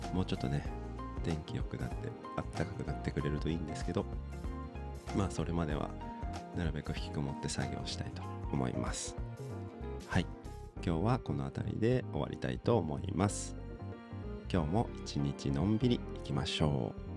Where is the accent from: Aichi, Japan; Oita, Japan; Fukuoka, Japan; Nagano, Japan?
Aichi, Japan; moved away; 僕生まれが愛知県なんですけど